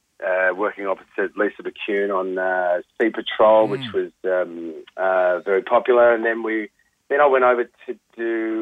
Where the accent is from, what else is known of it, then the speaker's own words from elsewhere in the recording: Sydney, New South Wales, Australia; moved away as an adult; also born or lived in Melbourne; now in Sydney, Australia; packing up and heading back to Sydney, which is my hometown. But I moved away just over 20 years ago to go and do Blue Heelers down in Melbourne.